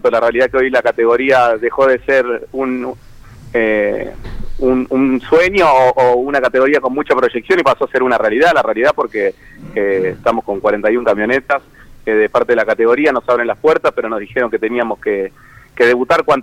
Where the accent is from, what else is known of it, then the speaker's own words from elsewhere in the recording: Pilar, Buenos Aires Province, Argentina; Yo soy de Pilar y bueno, tengo la suerte de, haber vivido por ahí toda la etapa de construcción